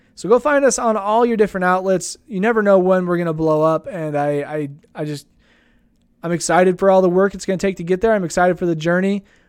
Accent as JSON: {"language": "English", "town": "Idaho Falls", "region": "Idaho", "country": "United States", "tie": "born or raised there", "said": "I grew up here in Idaho Falls"}